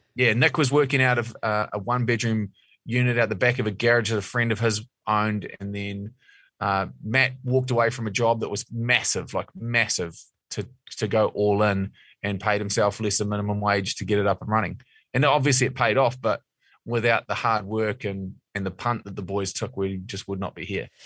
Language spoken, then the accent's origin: English; Mount Maunganui, Bay of Plenty, New Zealand; I'm from Mount Maunganui